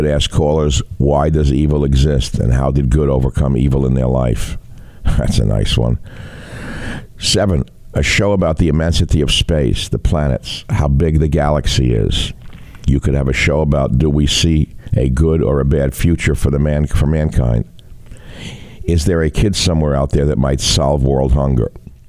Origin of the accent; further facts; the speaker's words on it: California, United States; now in Florida, United States; I'm from the Bay Area, originally born and raised, but now reside in Florida.